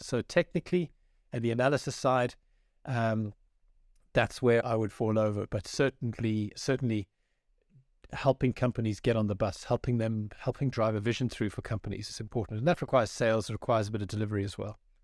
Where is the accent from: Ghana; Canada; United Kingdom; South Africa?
South Africa; moved away as an adult; also born or lived in France / Johannesburg / Durban / Cape Town; now in Ireland; I was born in France to a South African father and an Irish mother, and then a few years after that, moved to South Africa where I grew up, my formative years